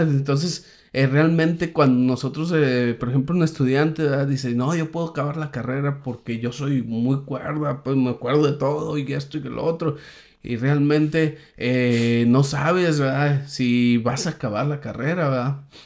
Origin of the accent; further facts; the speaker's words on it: Saltillo, Coahuila, Mexico; moved away as an adult; also born or lived in Palaúm (unclear, where he has lived 13 years); Yo soy de Saltillo